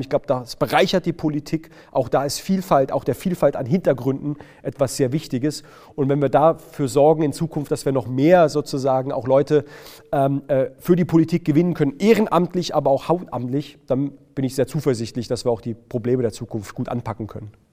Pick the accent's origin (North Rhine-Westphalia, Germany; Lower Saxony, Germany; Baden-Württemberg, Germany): Baden-Württemberg, Germany; Heidelberg; ich bin in Baden-Württemberg geboren, ich bin gebürtiger Heidelberger, ich komme aus, aus, aus Baden-Württemberg, ich kann auch Dialekt schwätzen